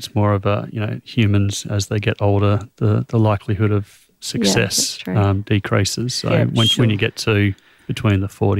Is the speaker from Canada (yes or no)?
no; Australia; it's so difficult just as an Australian to...